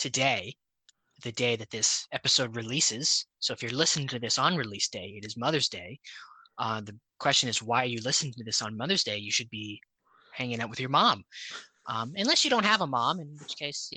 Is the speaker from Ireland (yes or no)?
no; Canada; we are Canadian